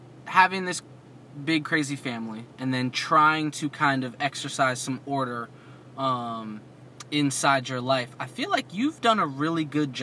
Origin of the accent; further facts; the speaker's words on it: New Jersey, United States; I come from Jersey